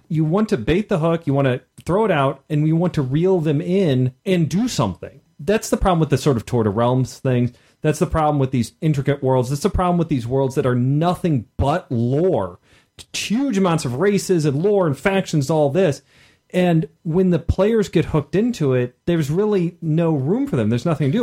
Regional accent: Midwest, United States; being a Midwesterner

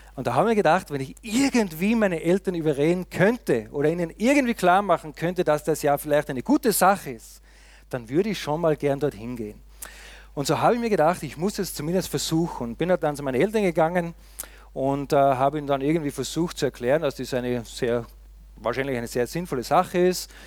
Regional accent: Austria; moved away; Ich komme ja aus dem tiefen Österreich, wie man gesehen hat, da in den Bergen, wo es fast nur Schnee gibt und sonst nicht viel

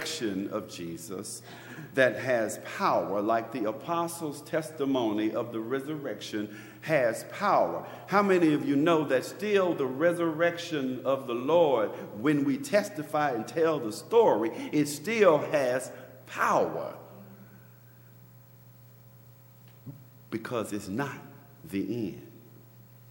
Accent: Memphis, Tennessee, United States; now in Maryland, United States; I'm from Memphis, Tennessee, the South

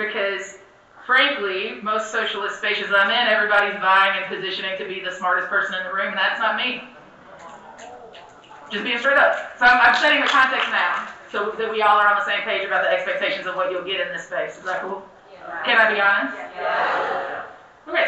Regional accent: the South, United States; being born and raised as a Southerner

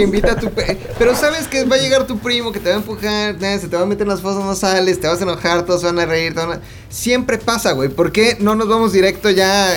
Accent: Mexico; somos los mexicanos

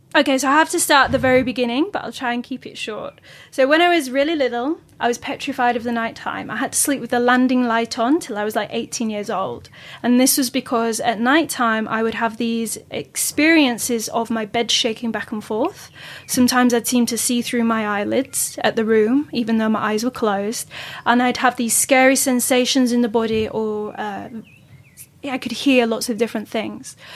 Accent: Yorkshire and the Humber, United Kingdom; I'm from Yorkshire.

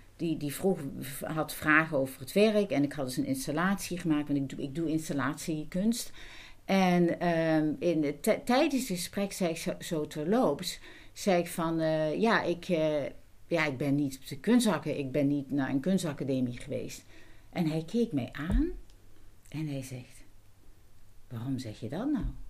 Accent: Netherlands; first language Dutch; ik ben Nederlander

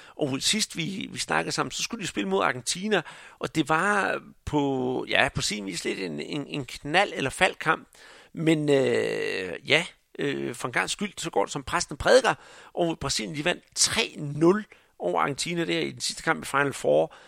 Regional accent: Denmark

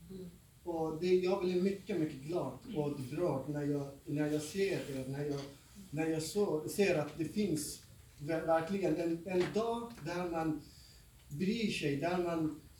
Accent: Afghanistan; Swedish is a second language; now in Sweden; jag själv har inte kommit från Sverige och jag kom till Sverige 20, eh, 2013. Mm. Och sen, jag kom, själv kommer från Afghanistan

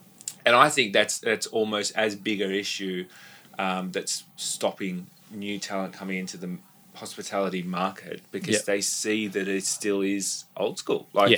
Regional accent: Watsons Bay, New South Wales, Australia; now in Rosebery, Australia; Bunnies man growing up in Watson's Bay.

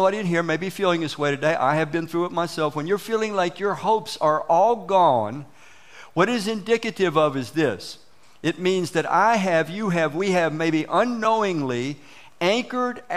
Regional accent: Washington, District of Columbia, United States; When we were kids growing up in Southeast Washington, D.C., all of us came from broken homes

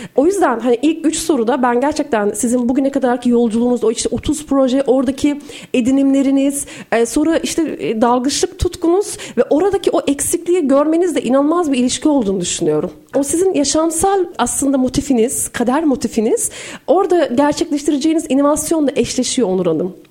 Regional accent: Turkey; also born or lived in Iran / Azerbaijan; bir Türk olarak, bir Asya insanı olarak

